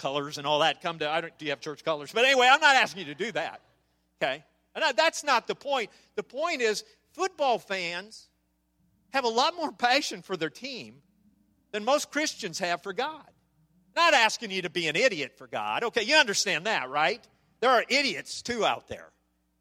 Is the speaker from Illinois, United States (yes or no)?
no; Nebraska, United States; I'm from Nebraska.